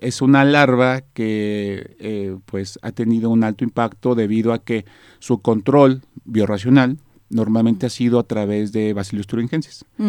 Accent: Mexico; nosotros pues aquí en México pues somos expertos, por así llamarlo, ¿no? O nos dedicamos mucho a la, a la siembra de maíz, que es parte de nuestra cultura, de, nuestra fortaleza como mexicanos

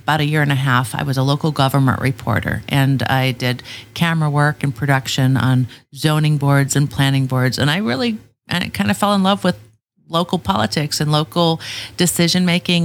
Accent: Michigan, United States; moved away as an adult; now in Chula Vista, United States; I'm from Michigan originally

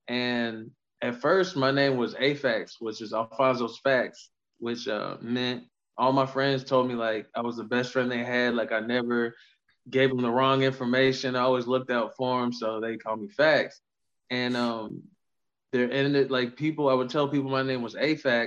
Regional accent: Indiana, United States; being from Indiana

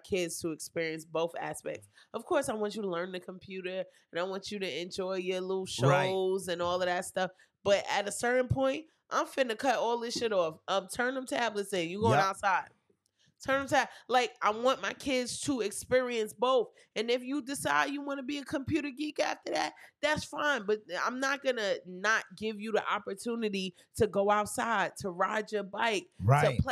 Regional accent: New York City, New York, United States; I'm not from Brevoy. I'm from East New York

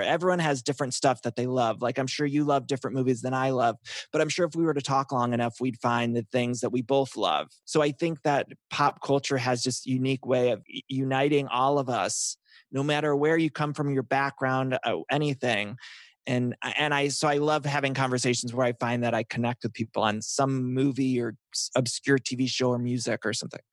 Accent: Ohio, United States; I'm from Ohio

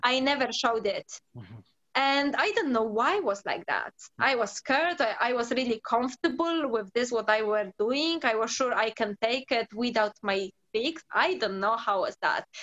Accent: Poland; English is a second language; moved away as an adult; now in London, United Kingdom; I born in Poland. Um, I was living whole life there for like around 19 years

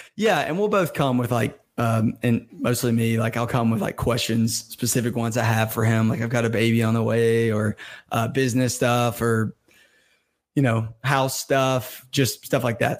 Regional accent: Birmingham, Alabama, United States; me growing up in Alabama, Birmingham, Alabama

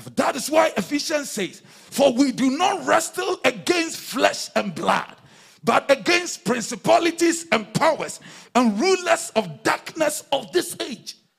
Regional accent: Accra, Greater Accra, Ghana; the days when we were in, in, in, in Accra

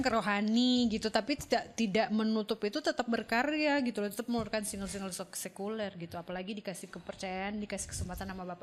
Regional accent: Manado, North Sulawesi, Indonesia; ada teman saya orang Manado juga Om Rudi Lohok

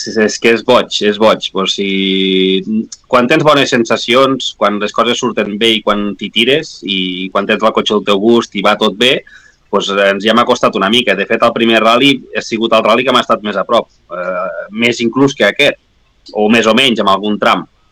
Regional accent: La Guàrdia, Catalonia, Spain; a la Guàrdia, al meu poble

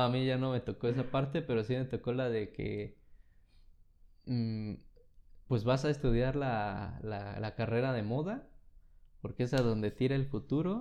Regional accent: Mexico

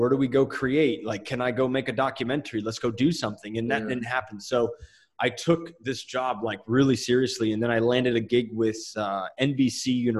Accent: Lakewood, New Jersey, United States; moved away as an adult; now in New Mexico, United States; Lakewood, New Jersey.

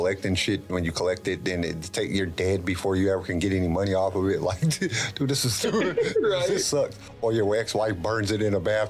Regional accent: Fresno, California, United States; I'm from California, so I was born in Fresno, California.

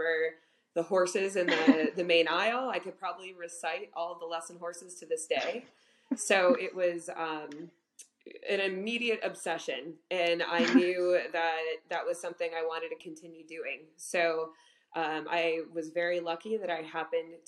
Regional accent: Homer Glen, Illinois, United States; I grew up in Homer Glen, Illinois

